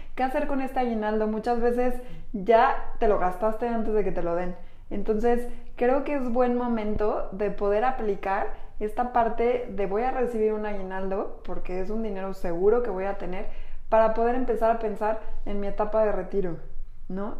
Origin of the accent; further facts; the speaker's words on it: Mexico; Somos mujeres mexicanas